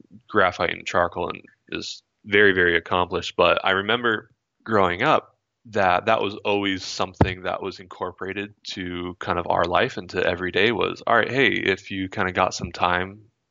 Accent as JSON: {"language": "English", "town": "Monterey", "region": "California", "country": "United States", "tie": "born or raised there", "also_born_or_lived": "Florida / Vermont / Ohio", "said": "when I was around 9, we moved out to Monterey, California"}